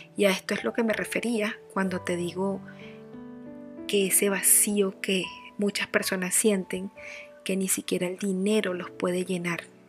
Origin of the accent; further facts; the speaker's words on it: Barquisimeto, Lara, Venezuela; Nací en Barquisimeto, Venezuela.